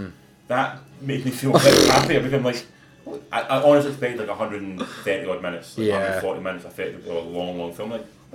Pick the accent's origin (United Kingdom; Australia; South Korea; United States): United Kingdom; Scotland; as a Scotsman